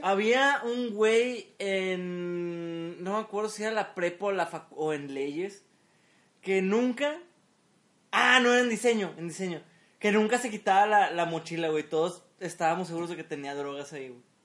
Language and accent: Spanish; Mexico; como buen mexicano